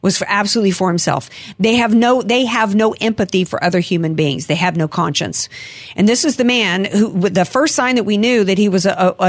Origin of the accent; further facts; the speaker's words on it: United States; as an American